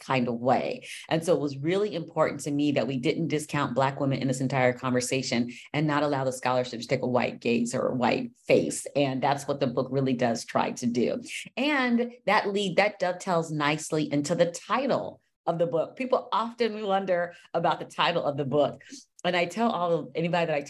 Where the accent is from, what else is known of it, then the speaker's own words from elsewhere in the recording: Los Angeles, California, United States; I'm from Los Angeles